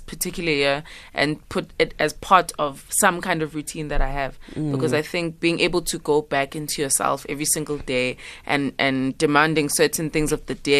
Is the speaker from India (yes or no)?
no; Pietermaritzburg, KwaZulu-Natal, South Africa; moved away; I was raised in Pietermaritzburg